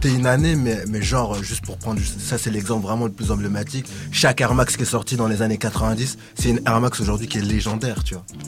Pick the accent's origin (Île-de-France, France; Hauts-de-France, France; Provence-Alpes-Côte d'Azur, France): Île-de-France, France; Sarcelles; dans ma cité, puisque j'ai grandi à Sarcelles